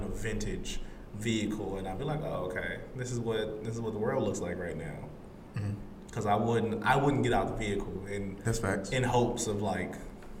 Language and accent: English; Atlanta, Georgia, United States; I'm from the ATL. The 80s in Atlanta was still racism.